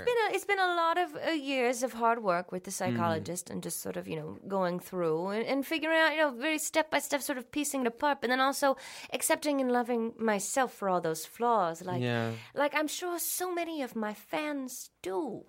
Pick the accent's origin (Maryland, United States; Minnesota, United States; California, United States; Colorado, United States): Minnesota, United States; accent: Minnesota; Yes, well, that was another part of getting rid of my ugly, was getting rid of my Minnesota accent.